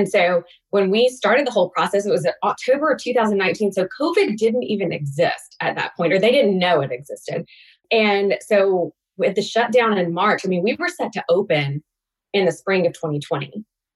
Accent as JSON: {"language": "English", "region": "Alabama", "country": "United States", "tie": "born or raised there", "moved": "as an adult", "lives_now": "Atlanta, United States", "said": "I grew up in Alabama on a farm, but I moved to Atlanta after graduating from college and have been here ever since"}